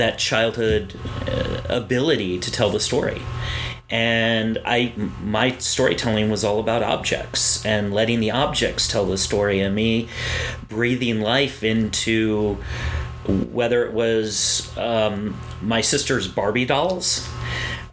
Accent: Hoosick Falls, New York, United States; moved away as an adult; now in South Florida, United States; I grew up in a small town in upstate New York called Hoosick Falls

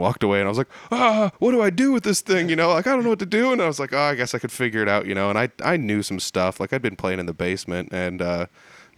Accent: Humboldt, Iowa, United States; Humboldt, it's north of Fort Dodge

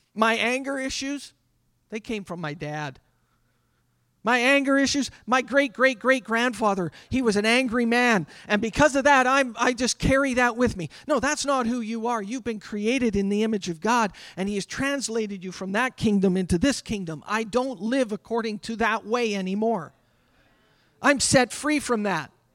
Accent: Canada; I'm a Canadian

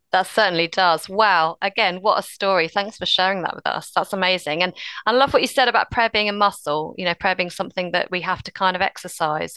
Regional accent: United Kingdom; we're British and reserved

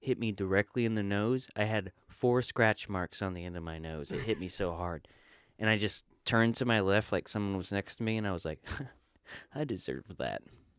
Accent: the South, United States; I'm from the South.

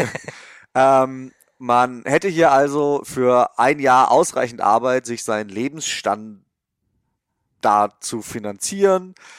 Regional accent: Germany; moved away as an adult; now in California, United States; als Deutscher hier rüberzukommen und vor allem als Freelancer

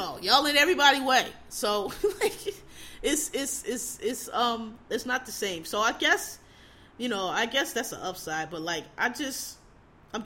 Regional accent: Philadelphia, Pennsylvania, United States; I'm from Philadelphia

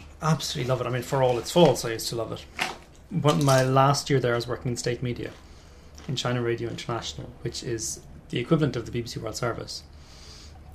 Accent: Southeast coast of Ireland, southeast Ireland, Ireland; accent: Southern Irish; now in London, United Kingdom; Southeast Coast

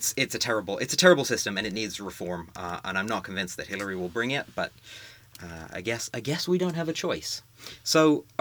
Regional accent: United States; as an American voter.

